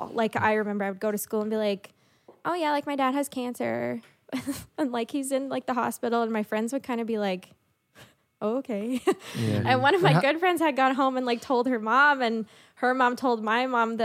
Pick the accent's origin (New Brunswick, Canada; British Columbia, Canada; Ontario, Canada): New Brunswick, Canada; Sussex; also born or lived in Moncton; I grew up in Sussex. So like in New Brunswick, a small town